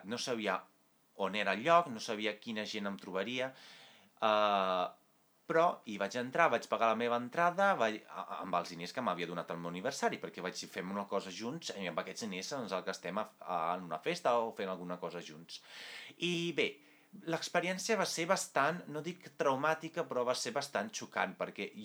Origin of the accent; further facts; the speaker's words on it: Italy; Catalan is a second language; Ara m'estava confonent ja sabeu, sóc italià.